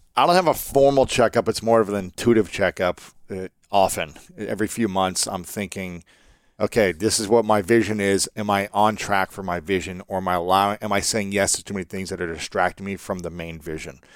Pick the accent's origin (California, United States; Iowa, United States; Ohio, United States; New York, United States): Ohio, United States; I'm from America. I'm from Ohio.